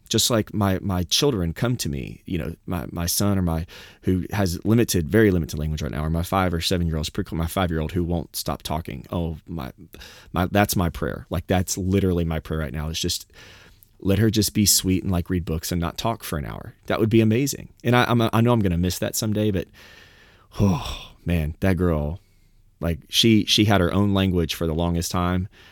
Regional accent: the South, United States; I'm from the South

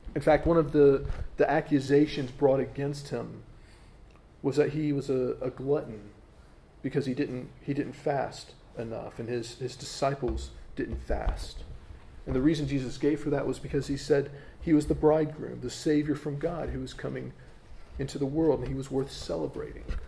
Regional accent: United States; as an American

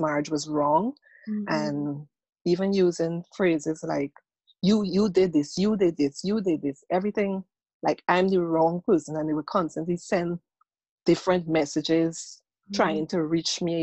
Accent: Guyana; also born or lived in Trinidad; now in United States; I'm originally from Guyana, went to Trinidad, now in the United States.

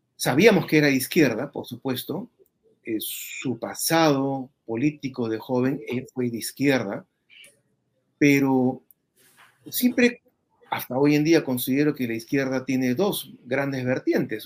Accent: Peru; todos los peruanos

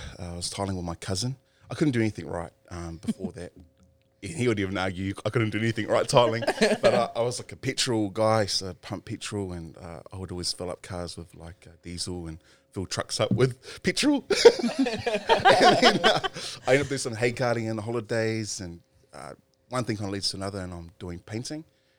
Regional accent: Porirua, Wellington, New Zealand; also born or lived in Wairarapa; now in Auckland, New Zealand; I grew up in Porirua, ended up moving down to the Wairarapa, where I spent the majority of my life, and then I ended up moving to Auckland, where we are today.

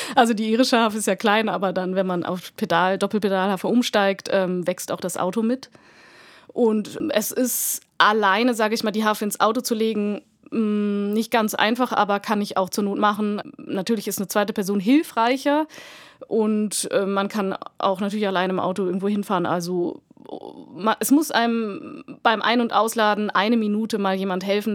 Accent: Hanover, Lower Saxony, Germany; now in Munich, Germany; mit fünf Jahren bei einem Tag der offenen Tür von der Musikschule Hannover, meiner Heimatstadt.

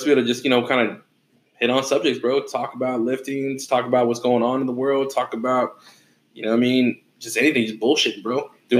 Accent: Oakdale, California, United States; also born or lived in Stockton; now in Turlock, United States; I'm from everywhere in Cali, man. But let's be real. Grew up in Oakdale. You know what I mean? I was living in Stockton for the last 10 years.

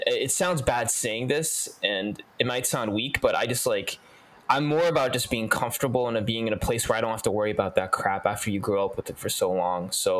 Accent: United States; moved away; also born or lived in Virginia; I grew up in the suburbs of, Anaheim, California, and there's a lot of Koreans there, but I grew up in a mostly white affluent suburb.

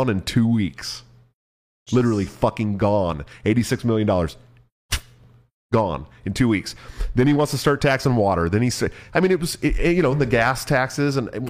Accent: San Francisco Bay Area, California, United States; also born or lived in Portland; now in Iowa, United States; I'm from San Francisco Bay Area, and then I moved to Portland for 7 years

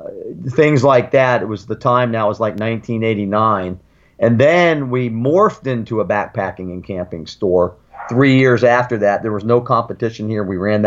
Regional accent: Sarasota, Florida, United States; also born or lived in Germany; I grew up in Florida. I was an Army brat. I was born in Germany. My dad was a U.S. Army officer. One of my sisters was born over there, and then I had another sister and a brother born in the States. We were raised in Florida, went to public schools here

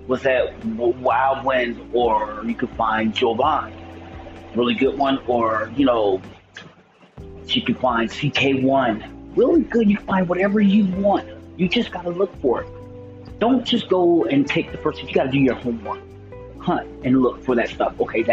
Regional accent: Missouri, United States; I'm from Missouri, one of the greatest states in the Union

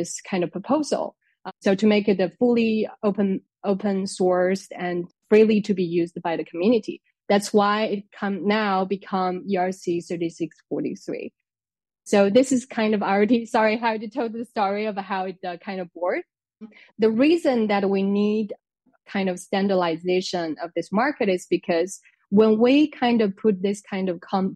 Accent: China; moved away as an adult; now in France; I came to France to study. I'm originally from China

